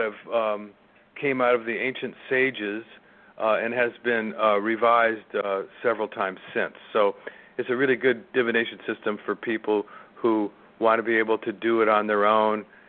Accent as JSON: {"language": "English", "region": "California", "country": "United States", "tie": "born or raised there", "said": "where I grew up in California"}